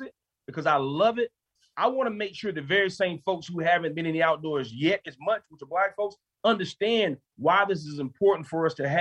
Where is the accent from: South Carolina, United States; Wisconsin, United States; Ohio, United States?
South Carolina, United States; Columbia; I'm from Columbia, South Carolina